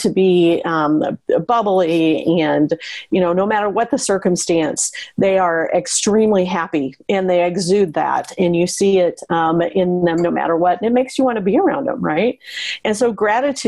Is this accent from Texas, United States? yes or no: no; Western Nebraska, United States; when I was a girl growing up in Western Nebraska